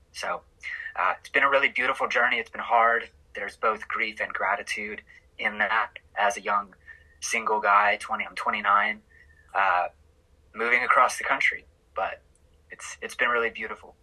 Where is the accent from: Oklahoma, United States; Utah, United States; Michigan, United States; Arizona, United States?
Oklahoma, United States; moved away as an adult; also born or lived in Oregon; I am from Oklahoma, born and raised